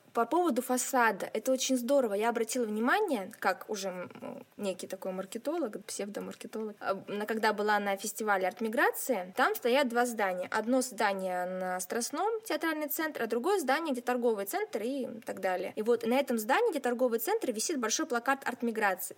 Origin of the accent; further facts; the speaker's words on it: Siberia, Russia; also born or lived in Nizhnevartovsk; сибирячка, провинциалка и специалистка по связям с общественностью в Драмтеатре Нижневартовска.